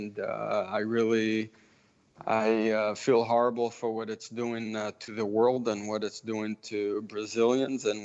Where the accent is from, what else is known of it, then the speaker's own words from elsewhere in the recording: Israel; also born or lived in Memphis, Tennessee; So my family is from Memphis, Tennessee. I grew up in Israel